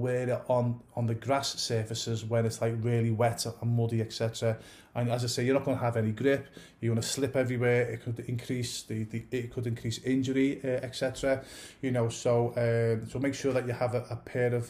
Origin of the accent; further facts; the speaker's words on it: England, United Kingdom; I'm originally from England